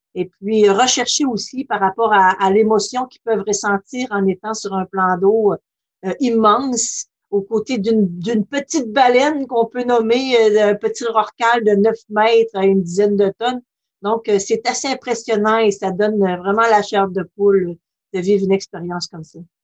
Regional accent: Lac Saint-Jean, Quebec, Canada; now in Côte-Nord, Canada; je suis native du lac Saint-Jean

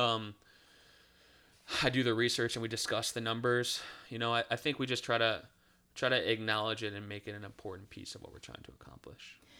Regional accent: Cleveland, Ohio, United States; now in Charlotte, United States; I'm from Cleveland, Ohio.

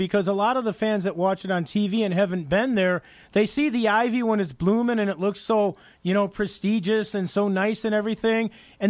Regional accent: Chicago, Illinois, United States; I'm from the Chicagoland area and I used to watch all the games

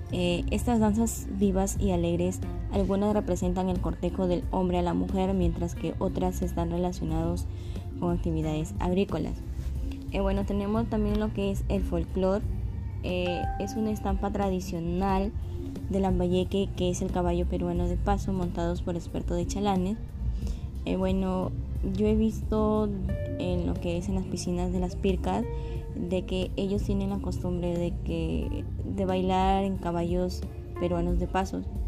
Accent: Mexico; nosotros como los mexicanos debemos de sentirnos orgullosos de donde de dónde nacimos

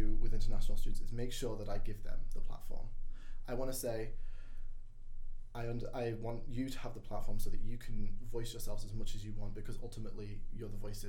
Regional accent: Wales, United Kingdom; moved away as an adult; now in Northern Ireland; I'm not from Northern Ireland, I'm not from Ireland. I am a Welsh student. I come from Wales and I speak Welsh pretty well. It's been a long time. But I can speak and read and write Welsh, and for me, Welsh is a very close thing to my heart, having that Welsh identity.

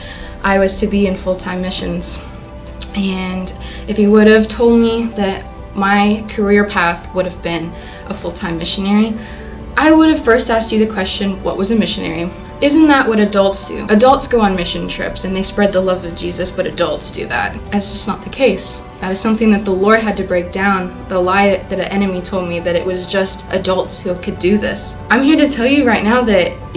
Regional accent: Sienna Plantation, Texas, United States; I grew up in Siena Plantation

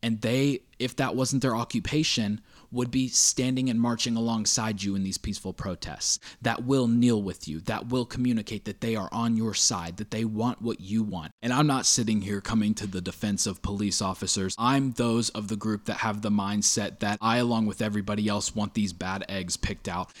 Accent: United States; us as American citizens

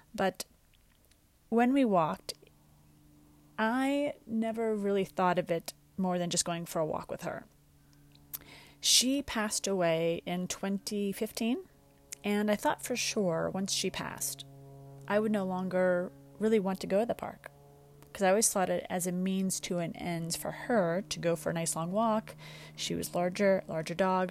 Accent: New York, United States; also born or lived in Westchester, New York; I grew up in New York, and we would go upstate

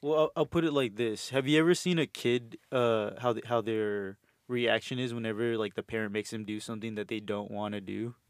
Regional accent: Houston, Texas, United States; moved away as an adult; also born or lived in Los Angeles / El Salvador (family); now in Austin, United States; I'm from Houston originally. Um, uh, my family's from El Salvador

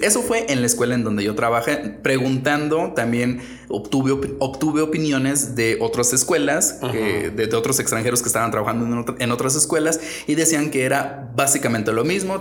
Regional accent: Mexico; moved away as an adult; also born or lived in Japan / China; yo soy mexicano, no tengo pasaporte de otro país

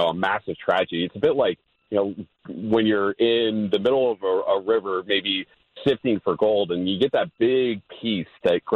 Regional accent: Philadelphia, Pennsylvania, United States; moved away as an adult; now in Los Angeles, United States; I'm from Philadelphia

